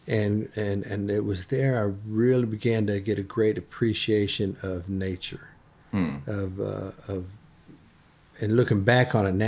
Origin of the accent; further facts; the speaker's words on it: Texas, United States; moved away as an adult; also born or lived in Michigan; now in Nashville, United States; I grew up in Texas